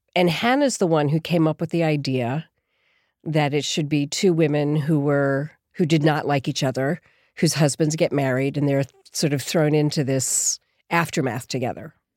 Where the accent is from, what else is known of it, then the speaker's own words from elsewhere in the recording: Philadelphia, Pennsylvania, United States; moved away as an adult; also born or lived in Boston / New York; I grew up in Philadelphia, actually